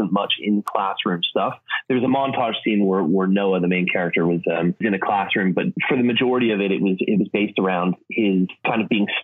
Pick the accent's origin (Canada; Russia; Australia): Canada; moved away as an adult; also born or lived in Edinburgh / London; I grew up in Canada